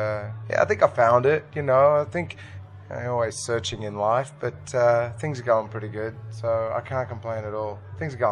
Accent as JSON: {"language": "English", "town": "Sydney", "region": "New South Wales", "country": "Australia", "tie": "born or raised there", "also_born_or_lived": "Brisbane / Melbourne", "moved": "as an adult", "said": "I was born in Australia. I was born in Sydney."}